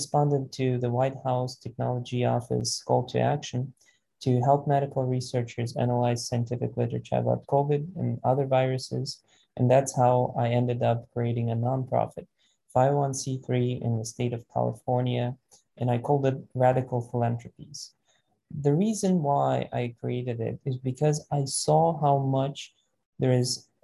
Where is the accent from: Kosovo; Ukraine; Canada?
Ukraine; Vinnytsia, Vinnytsia Oblast; moved away as an adult; now in United States; And I was born in Vinnytsia, which is a central Ukraine regional city, 300,000 population.